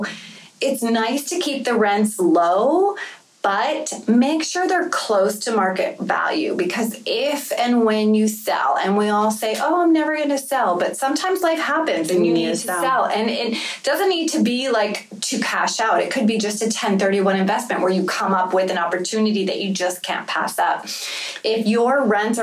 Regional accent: Florida, United States; I grew up in Florida

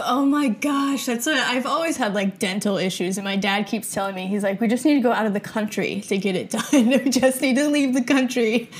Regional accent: Virginia, United States; moved away; I'm from Virginia, and I used to live, like, kind of on a farm there.

